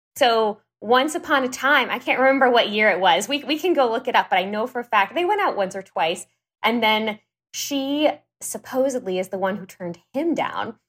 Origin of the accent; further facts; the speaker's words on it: Houston, Texas, United States; moved away as an adult; also born or lived in New York / California; I am working from home in my home office in Houston, Texas, which is where I grew up